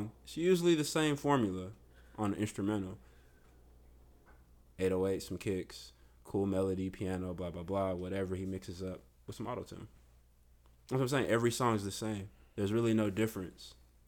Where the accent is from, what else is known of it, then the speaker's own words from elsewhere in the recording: Stone Mountain, Georgia, United States; moved away; also born or lived in Houston, Texas; Born in Stone Mountain, Georgia.